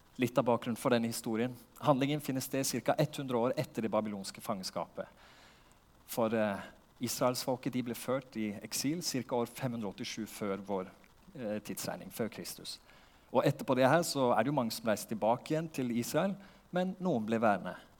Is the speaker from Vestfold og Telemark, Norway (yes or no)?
yes; Porsgrunn, Vestfold og Telemark, Norway; moved away as an adult; now in Lista, Norway; Jeg vokste opp i Porsgrunn